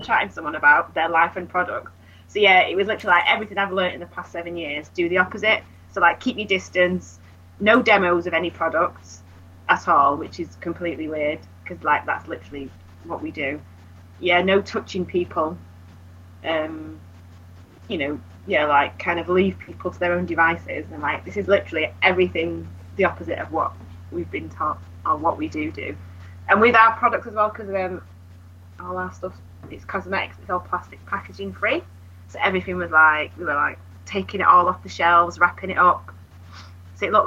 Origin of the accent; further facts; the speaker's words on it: United Kingdom; We're British